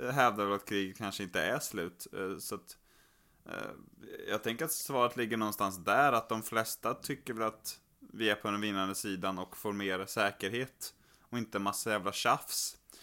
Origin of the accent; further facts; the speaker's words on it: Skövde, Västra Götaland, Sweden; moved away; här hemma i Skövde där jag är och, och hälsar på och spenderar en del av sommaren också